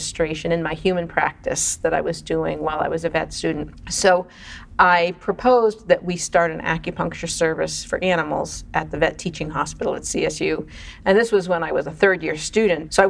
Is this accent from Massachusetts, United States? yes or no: yes; Boston, Massachusetts, United States; I grew up in Boston